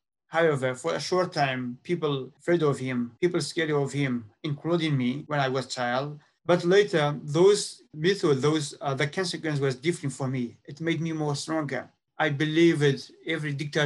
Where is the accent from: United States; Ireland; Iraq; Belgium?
Iraq; Iraqi Kurdistan, Kurdistan Region; moved away as an adult; now in Canada; I came from Iraqi Kurdistan. I was a journalist in my home country.